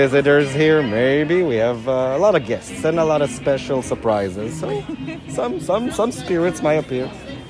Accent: Chicago, Illinois, United States; I'm from Chicago. We don't believe in those things.

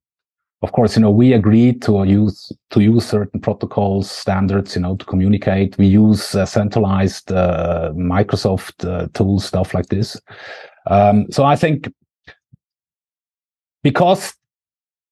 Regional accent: Switzerland; accent: Swiss; can't be my Swiss accent

